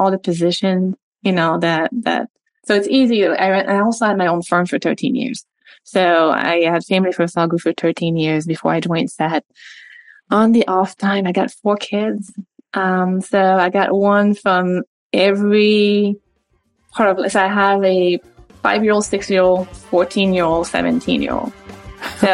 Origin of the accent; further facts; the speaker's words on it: Montreal, Quebec, Canada; first language French; English is a second language; moved away as an adult; now in United States; So I was recruited to play tennis for USF when I was 19, 18, from Montreal. So spoke French my entire life. That was my first language.